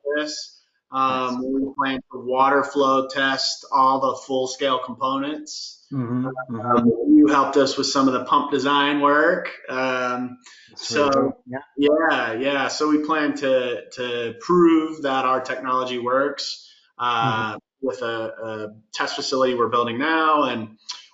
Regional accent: Florida, United States; moved away as an adult; also born or lived in Seattle; now in Denver, United States; I'm originally from Florida, which is very, very different than Denver

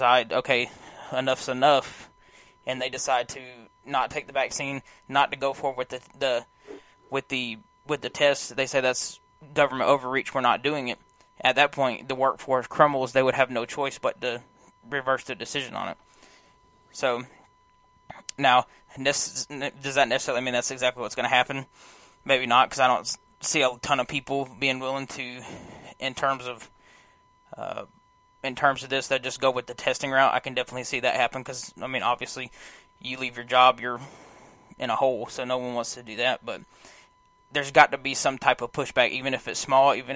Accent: United States; as an American

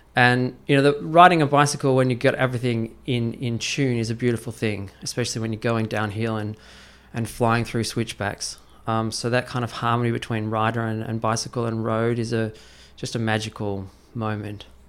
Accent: Australia; now in Beijing, China; I was in Australia, which is my home country

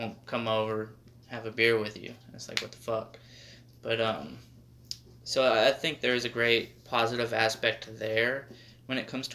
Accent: Arizona, United States; moved away; I'm from Arizona

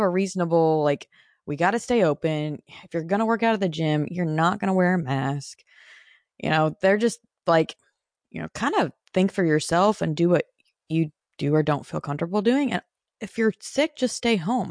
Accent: Phoenix, Arizona, United States; moved away as an adult; also born or lived in Nashville, Tennessee; I was born and raised in Phoenix

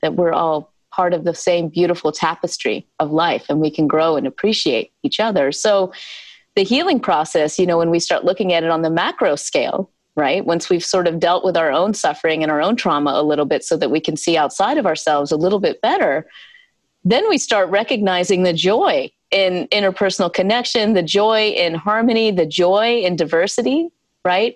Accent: South Carolina, United States; I was born and raised in the South, in South Carolina

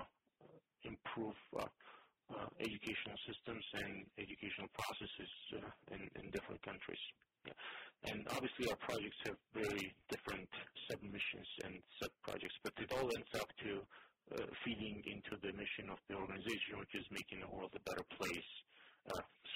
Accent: Georgia; moved away as an adult; also born or lived in Zimbabwe / Russia; now in United States; I grew up in Tennessee, Georgia. I was 21 when I left it

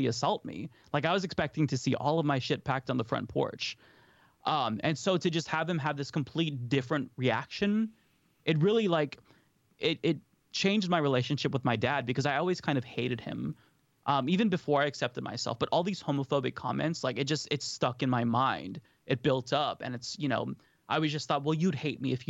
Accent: Portland, Oregon, United States; So I grew up in Oregon, actually. So in Portland

